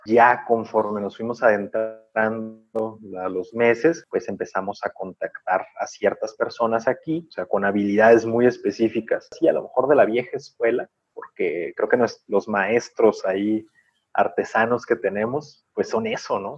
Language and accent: Spanish; Mexico; como mexicanos